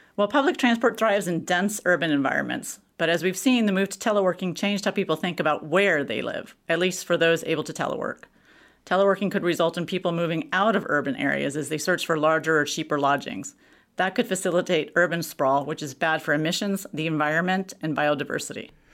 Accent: Texas, United States; moved away; I'm from Texas.

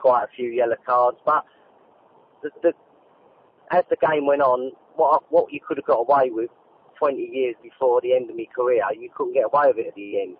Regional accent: London, United Kingdom; Both sets of my parents were East Enders. I was born in Mile End

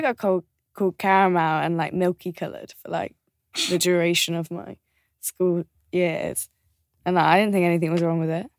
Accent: just outside of Birmingham, West Midlands, United Kingdom; we grew up just outside of Birmingham

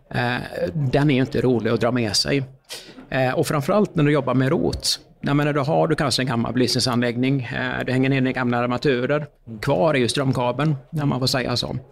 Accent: Uddevalla, Västra Götaland, Sweden; Jag kommer ju från eh, Uddevalla

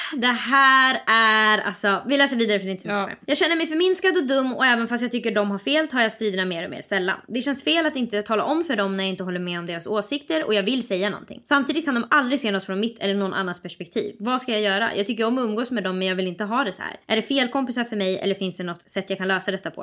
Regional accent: Sweden; vi växer ju upp, när man växer upp i Sverige så växer man upp med bilden av att svenskar är inte rasistiska

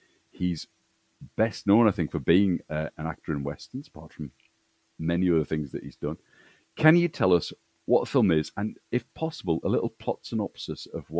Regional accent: Newcastle upon Tyne, North East England, United Kingdom; moved away; I'm from Newcastle originally, but I live in Leeds now. But when I get a bit angry, the old Geordie comes out. I mean, I sound a lot more northern than I really am.

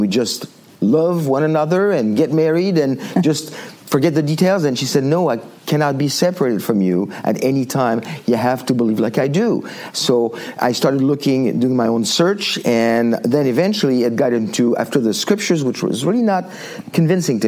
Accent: Île-de-France, France; moved away as an adult; now in United States; I grew up in born and raised in France

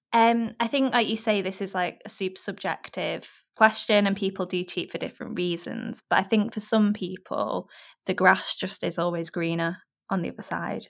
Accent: Warrington, North West England, United Kingdom; now in London, United Kingdom; I'm from a place between Manchester and Liverpool, up north

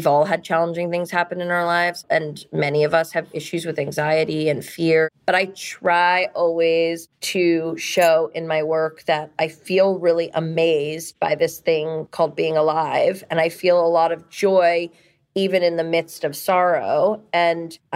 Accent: New York, United States; also born or lived in Ohio; cab drivers have always asked me in New York, where are you from? And when I say New York

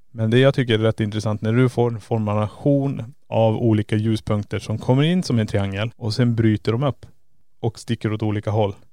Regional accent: Kiruna, Norrbotten County, Sweden; vi kommer ju från Kiruna

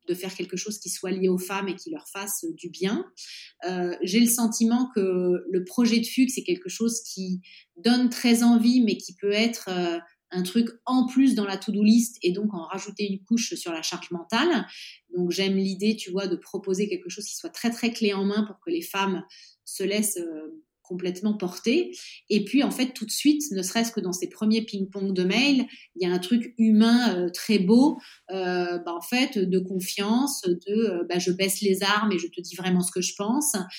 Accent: Nice, Provence-Alpes-Côte d'Azur, France; moved away as an adult; also born or lived in Normandy / Paris / Madrid, Spain; now in Florence, Italy; Je suis née en Normandie, j'ai grandi à Nice

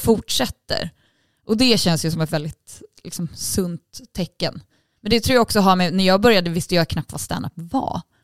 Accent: Sweden; Jag är ju svensk

